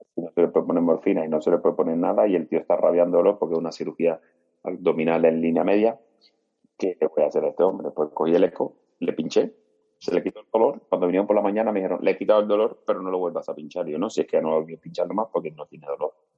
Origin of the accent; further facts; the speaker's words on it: Cuba; moved away as an adult; now in Spain; yo soy médico cubano, formado en Cuba